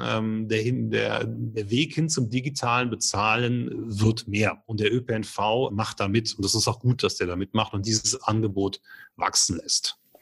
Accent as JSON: {"language": "German", "country": "Germany", "said": "bei uns in Deutschland"}